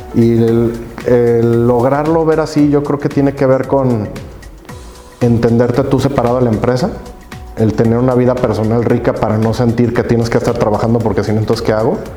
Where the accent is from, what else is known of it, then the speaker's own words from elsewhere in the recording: Guadalajara, Jalisco, Mexico; yo, soy tapatío, tuve el gusto y privilegio, digo yo, de, crecer en Guadalajara